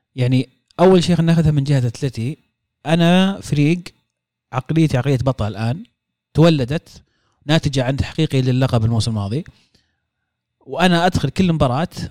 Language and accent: Arabic; Saudi Arabia; كسعوديين احنا